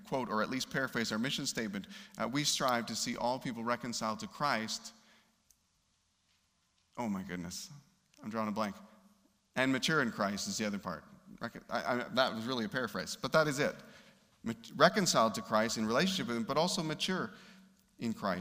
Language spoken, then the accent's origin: English; Canada; We grew up in Canada